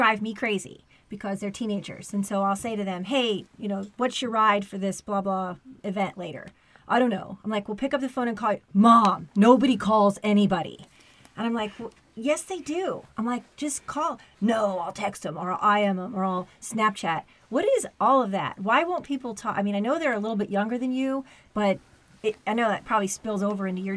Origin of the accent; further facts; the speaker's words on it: Kettering, Ohio, United States; I grew up in Kettering, not in the farm